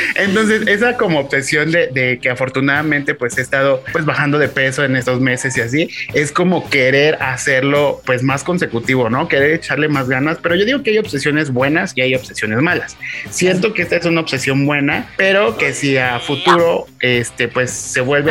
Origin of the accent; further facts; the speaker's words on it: Mexico; somos mexicanos